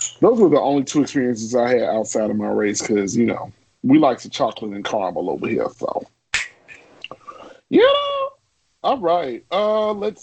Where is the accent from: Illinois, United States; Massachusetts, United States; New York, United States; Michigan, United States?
Illinois, United States; Chicago; growing up in Chicago is segregated as shit